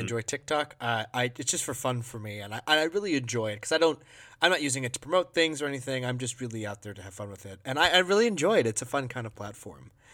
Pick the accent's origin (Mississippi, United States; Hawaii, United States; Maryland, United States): Hawaii, United States; Maui; moved away as an adult; now in Minnesota, United States; I'm a Maui boy. I grew up in Hawaii.